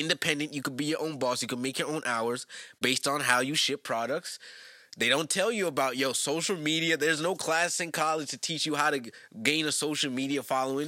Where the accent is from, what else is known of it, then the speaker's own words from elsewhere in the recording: New York, United States; growing up in New York, public school system